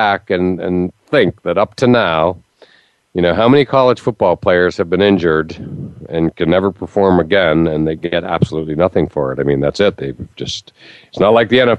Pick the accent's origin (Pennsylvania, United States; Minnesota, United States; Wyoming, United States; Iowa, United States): Pennsylvania, United States; Western; moved away; also born or lived in West Virginia; I grew up in Western Pennsylvania, and I also worked in the coal mine region of West Virginia as a newspaper editor